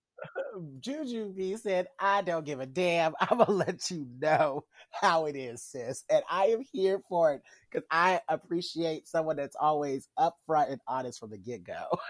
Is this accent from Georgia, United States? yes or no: no; Kansas City, Missouri, United States; from my hometown family because uh, a lot of people here in Kansas City